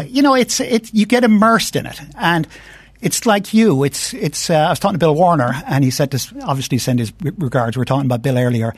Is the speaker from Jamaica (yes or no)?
no; Ireland; moved away as an adult; now in United States; I grew up in Ireland, and, um, uh, in the sixties and seventies